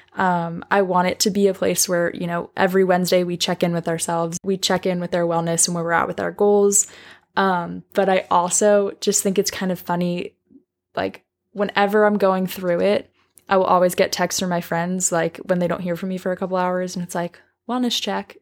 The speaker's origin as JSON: {"language": "English", "area": "Long Island", "region": "New York", "country": "United States", "moved": "as an adult", "lives_now": "Nashville, United States", "said": "I'm originally from Long Island, New York"}